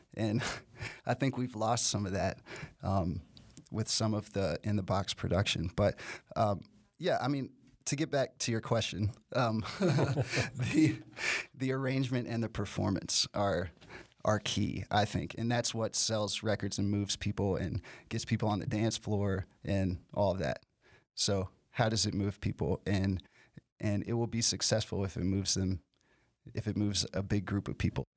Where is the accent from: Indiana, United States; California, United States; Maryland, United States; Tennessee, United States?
Tennessee, United States; Nashville; I'm from Nashville